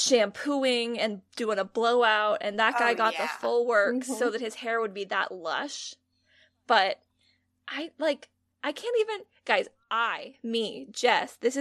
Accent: Pacific Northwest, United States; Growing up in the Pacific Northwest

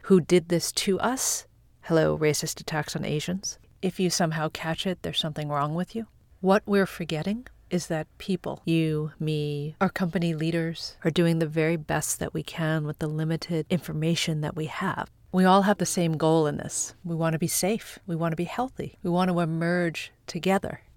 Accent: Long Island, New York, United States; I grew up on Long Island

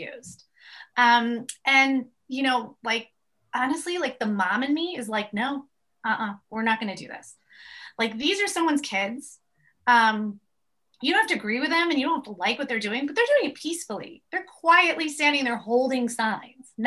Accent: New York City, New York, United States; moved away as an adult; now in Highland Park, Illinois, United States; From Manhattan, from the city

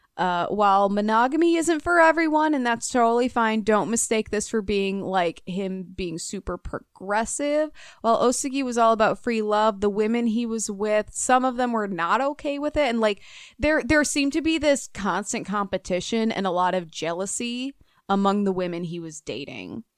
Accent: Minnesota, United States; accent: Minnesota; my Minnesota accent

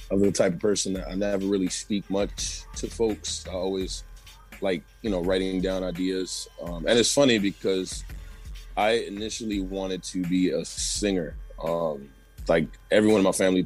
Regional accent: New York City, New York, United States; I was originally born and raised in the Zuriga area by Castle Hill.

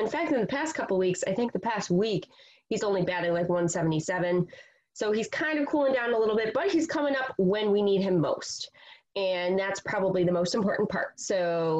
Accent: Rochester, New York, United States; I grew up in Rochester

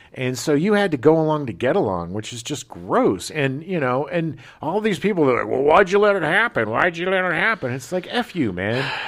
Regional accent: Escondido, California, United States; where I grew up in Escondido

